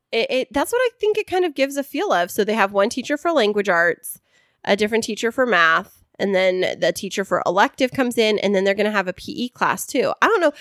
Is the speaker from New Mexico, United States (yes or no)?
no; Central Valley, California, United States; I grew up in the Central Valley